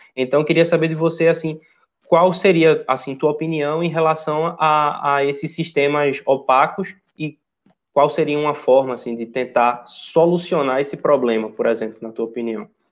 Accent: Recife, Pernambuco, Brazil; moved away; Eu sou de Recife

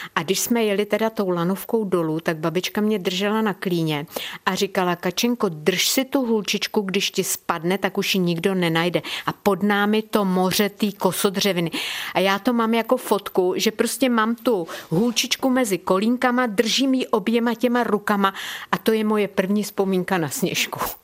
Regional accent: Krkonoše, near Kotel, Liberec Region, Czechia; když je kopec, na který se díváte od momentu, kdy se postavíte v dětské postýlce, když je tenhle kopec vám na blízku, tak já, i když jsem jezdila z Jablonce nad Něsou ze školy, tak když jsem přijela na Čermákovi rovně, tak jsem takhle vykoukla z toho autobusu a říkala jsem si, jo, kotlík je na svém místě a já už jsem doma

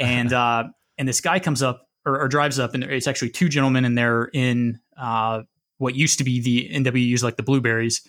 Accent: Midwest, United States; moved away as an adult; I grew up in the Midwest, and so very landlocked

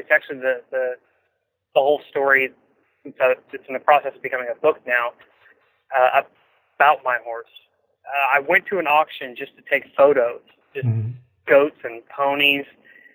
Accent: Western Kansas, United States; I grew up in Western Kansas

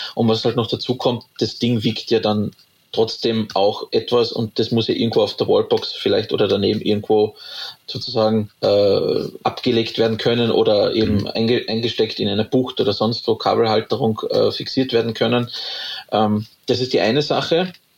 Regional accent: Carinthia, Austria; also born or lived in Graz, Styria; now in Upper Austria, Austria; Ich bin ja gebürtiger Kärntner, also aus dem südlichen Österreich.

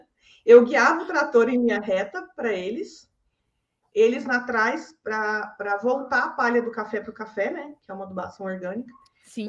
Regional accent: Cerrado Mineiro, Minas Gerais, Brazil; also born or lived in Loanda, Paraná; eu nasci no Paraná. Eu nasci numa tá. cidadezinha de Loanda, no estado do Paraná. Mas eu moro no Cerrado desde os oito anos

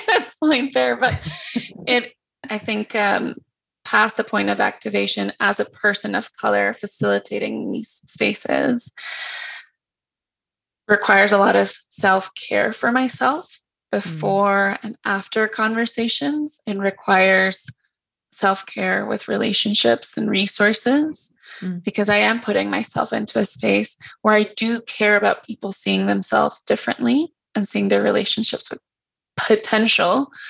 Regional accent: Mexico; And so I'm from Mexico. There's indigeneity there.

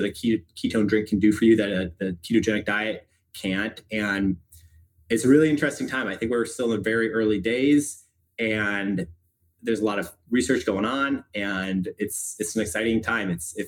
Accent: Chicago, Illinois, United States; I'm from Chicago originally, went to public high school, got into Stanford for college

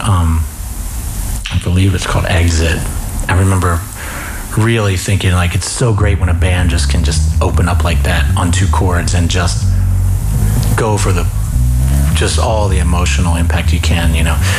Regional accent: York, Pennsylvania, United States; moved away as an adult; growing up in York, Pennsylvania

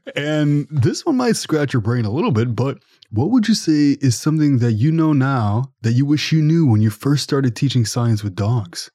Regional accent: Ottawa, Ontario, Canada; I'm from Ottawa, Ontario

